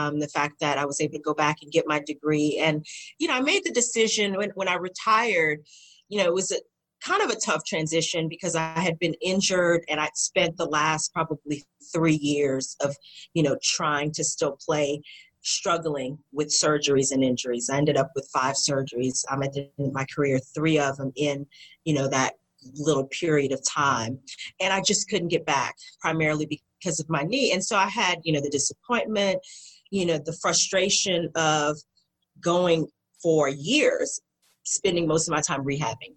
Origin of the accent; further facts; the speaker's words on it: United States; as an American